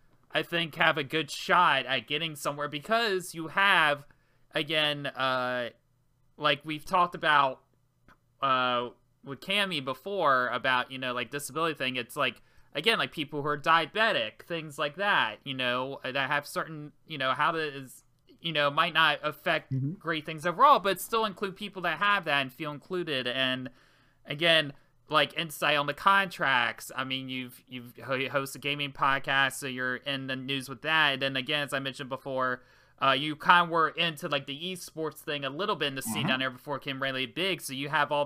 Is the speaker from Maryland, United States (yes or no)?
yes; Maryland, United States; I'm from Maryland, so practically next door there.